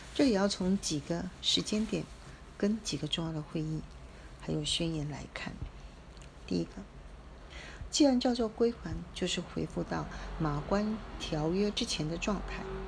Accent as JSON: {"language": "Chinese", "country": "Taiwan", "tie": "born or raised there", "said": "身在台湾，长在台湾"}